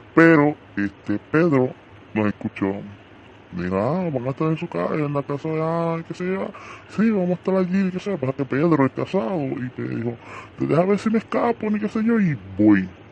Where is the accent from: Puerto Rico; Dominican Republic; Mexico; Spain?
Puerto Rico; como todo boricua